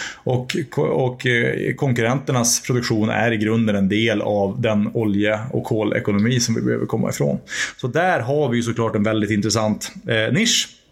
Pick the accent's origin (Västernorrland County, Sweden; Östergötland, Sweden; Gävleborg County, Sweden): Västernorrland County, Sweden; Örnsköldsvik; min hemstad Örnsköldsvik